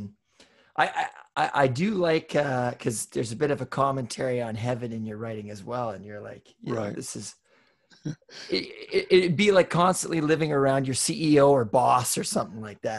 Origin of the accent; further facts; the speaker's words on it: Western Canada, Canada; I grew up in Western Canada, which, you know, it's pretty, at the time it was pretty homogenic culture.